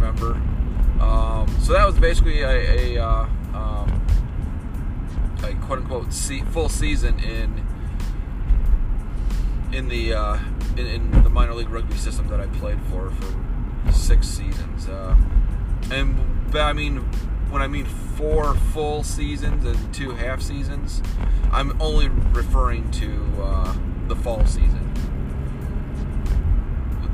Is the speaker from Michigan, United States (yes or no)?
yes; Michigan, United States; Growing up in Michigan